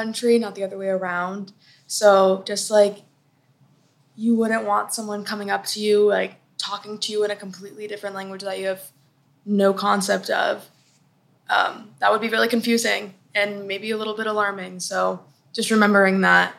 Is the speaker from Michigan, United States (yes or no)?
no; Texas, United States; I'm from Texas, we say y'all.